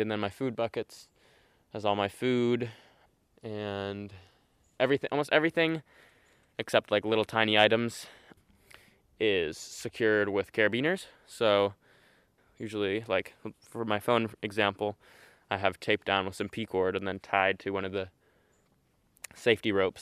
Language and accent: English; Elk, California, United States; I'm 18, and I grew up in Elk, California, about 40 minutes from here